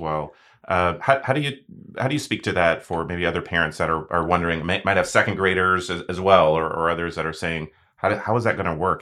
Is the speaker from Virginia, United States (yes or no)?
no; Dallas, Texas, United States; I went to a school in in, um, in my hometown of Dallas where I grew up